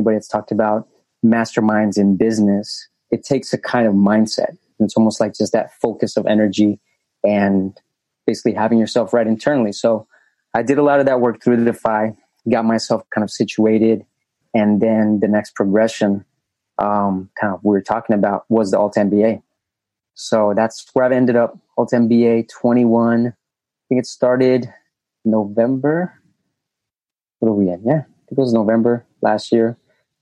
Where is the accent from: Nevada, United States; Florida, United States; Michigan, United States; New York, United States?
Nevada, United States; Las Vegas; also born or lived in Colombia; now in Texas, United States; I was an immigrant from Colombia, being raised in Vegas.